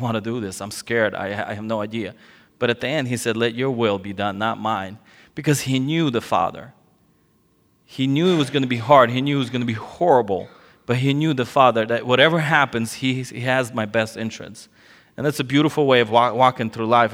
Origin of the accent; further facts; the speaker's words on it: California, United States; moved away as an adult; also born or lived in Soviet Union; now in Ukraine; my parents fled the Soviet Union, uh, before it collapsed to California, and so I grew up in California.